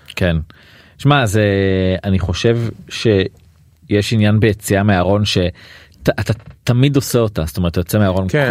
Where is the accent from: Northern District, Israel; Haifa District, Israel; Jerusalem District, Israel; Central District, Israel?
Haifa District, Israel; Atlit; also born or lived in Tel Aviv; now in Haifa, Israel; גרתי, גדלתי בעתלית